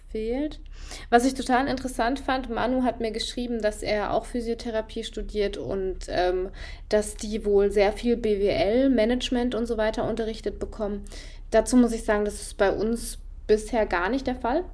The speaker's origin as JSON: {"language": "German", "country": "Germany", "also_born_or_lived": "Freiburg", "said": "bei uns in Deutschland"}